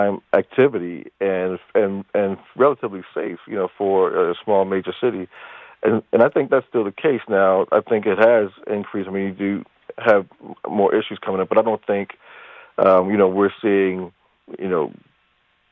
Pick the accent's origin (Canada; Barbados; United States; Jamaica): United States; Baltimore, Maryland; now in Hartford, United States; I grew up in Baltimore